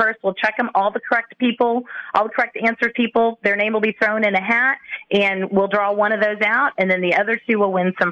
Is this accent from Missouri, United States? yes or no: yes; Vandalia, Missouri, United States; also born or lived in Hannibal, Missouri; now in St. Louis, United States; I'm from Vandalia, Missouri, which is 30 miles from Hannibal